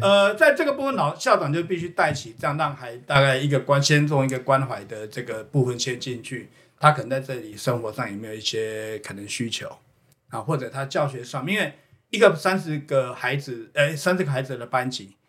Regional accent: Houtong mining area, New Taipei, Taiwan; 我自己本身小时候就是在侯统矿区侯统长大的哦。好，然后回来教授叫瑞芳国小

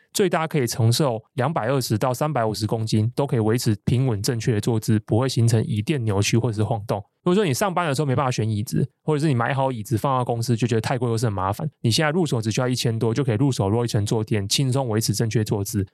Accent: Taiwan; 生活一个台湾人

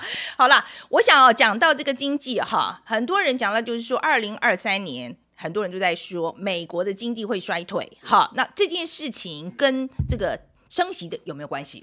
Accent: Taiwan; 毕竟我是台湾人

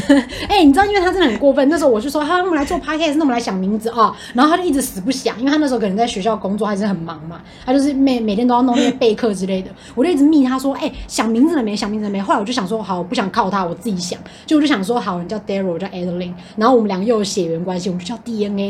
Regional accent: Taiwan; 我们从小就是在台湾长大

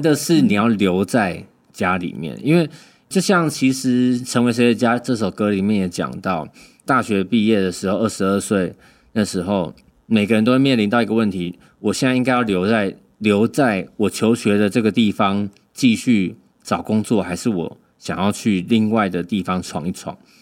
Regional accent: Keelung, Taiwan; moved away as an adult; now in Taipei, Taiwan; 我们基隆就是你们， 你们台北人都称我们基隆是南部人啊

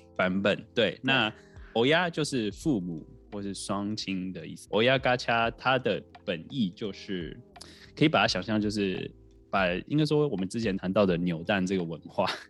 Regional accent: Taiwan; now in Japan; 这是两个台湾人住在国外

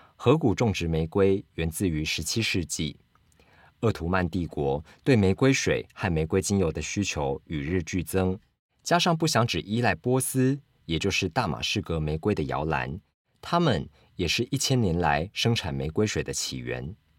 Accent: Kaohsiung, Taiwan; now in Taipei, Taiwan; 因为我家我老家在高雄

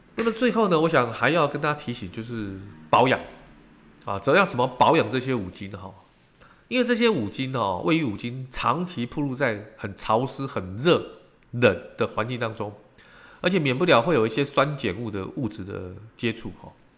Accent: Taiwan; 我们这个，呃，台湾人

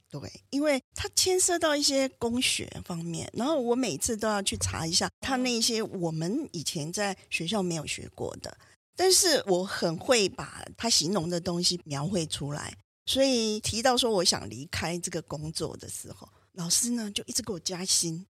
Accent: Tainan, Taiwan; moved away as an adult; also born or lived in Boston, United States; 我是台南人嘛啊，回家以后就回到母校，就是长隆中学去兼课，就开始教书的教那个书生涯呀

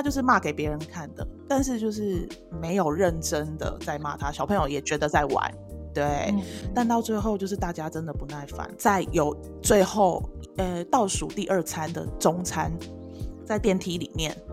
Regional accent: Taiwan; 我们台湾人

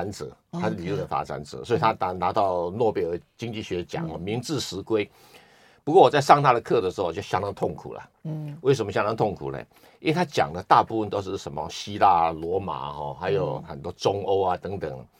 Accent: Taiwan; 我来自中国，来自台湾

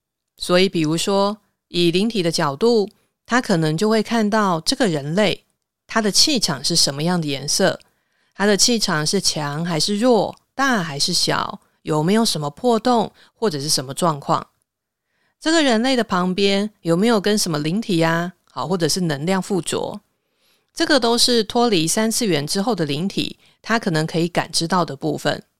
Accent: Taiwan; 我用白话一点的说法，像我们台湾人呐，不是会说啊，这个人是前世有修行的。

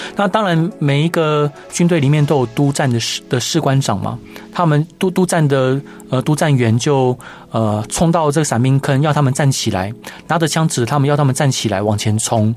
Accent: Taiwan; 我是在眷村的家庭长大的

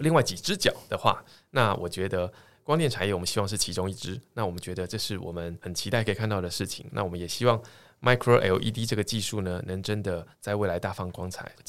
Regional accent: Tainan, Taiwan; moved away as an adult; also born or lived in Taipei / United States; 我是台南人，好，先简单说明一下，就是说其实从小在台南长大，到了大学啊才到台北来念书。那我父亲母亲都是在教育界工作。

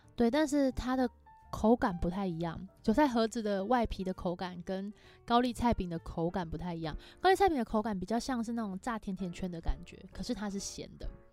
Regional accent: Erlin, Changhua County, Taiwan; 我没有打算介绍彰化其他地方，我的故乡

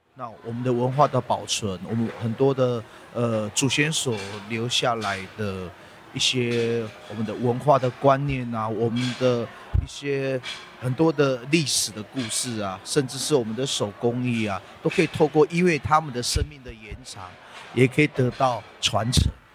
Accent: South Link area, Taitung County, Taiwan; 我在这里长大了，在这条路，只要离开部落，我们到，呃，外面求学，当兵，都会走这条路

